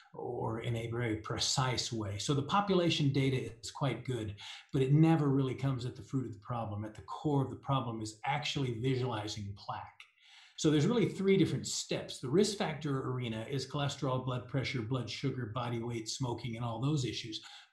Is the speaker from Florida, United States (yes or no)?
no; Denver, Colorado, United States; I'm from Denver, Colorado